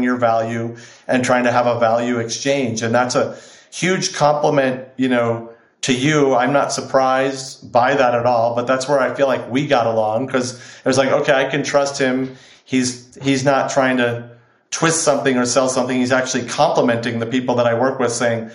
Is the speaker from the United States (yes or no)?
yes; Chicago, Illinois, United States; now in Los Angeles, United States; I grew up in Chicago